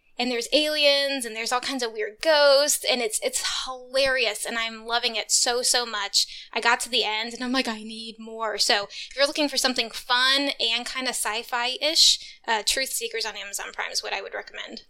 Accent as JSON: {"language": "English", "region": "Texas", "country": "United States", "said": "I'm from Texas. We don't have basements here."}